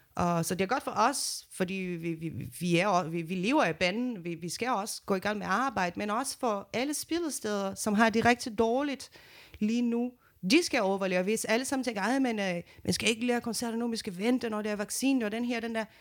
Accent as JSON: {"language": "Danish", "country": "Brazil", "second_language": "Danish", "moved": "yes", "lives_now": "Denmark", "said": "jeg kommer fra Brasilien"}